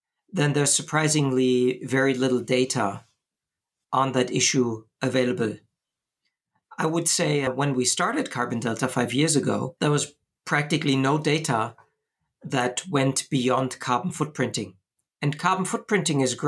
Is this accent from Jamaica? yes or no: no; Bonn, North Rhine-Westphalia, Germany; moved away as an adult; now in Switzerland; I come from Germany and studied computer science in my hometown, Bonn, Germany.